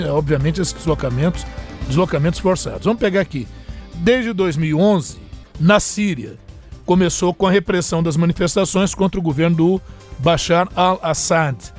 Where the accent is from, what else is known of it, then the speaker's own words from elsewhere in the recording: Brazil; Nós, como brasileiros